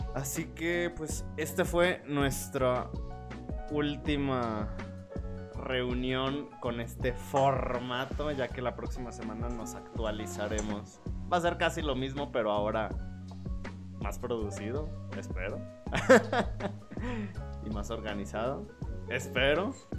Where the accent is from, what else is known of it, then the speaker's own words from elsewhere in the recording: Mexico; estamos enojados como pueblo mexicano